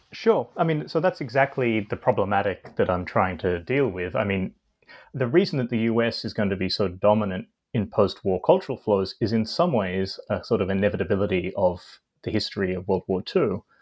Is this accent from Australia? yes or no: yes; Australia; I grew up in Australia um, and did my undergraduate studies there